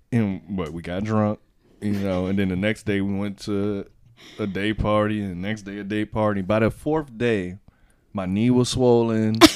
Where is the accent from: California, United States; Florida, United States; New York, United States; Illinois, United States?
Florida, United States; Miami; I'm from Miami